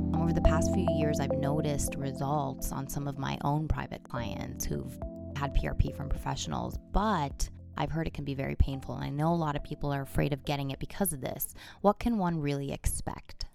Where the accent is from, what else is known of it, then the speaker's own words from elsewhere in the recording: Toronto, Ontario, Canada; my hometown, Toronto, Canada